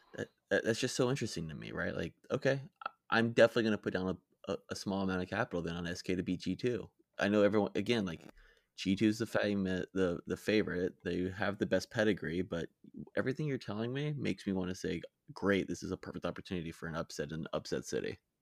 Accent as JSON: {"language": "English", "country": "United States", "said": "I'm American"}